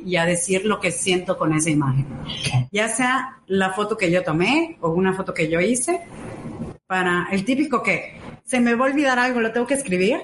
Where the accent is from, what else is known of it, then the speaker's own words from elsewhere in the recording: Yucatán, Mexico; soy yucateca. Ok. 100%. Eh, eh, mis papás yucatecos, 100% también